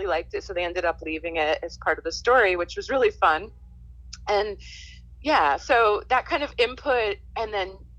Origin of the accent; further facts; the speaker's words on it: New York City, New York, United States; also born or lived in Boston; I grew up in New York